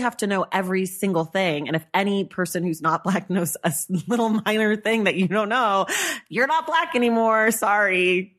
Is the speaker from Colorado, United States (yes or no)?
no; California, United States; I'm a Californian black person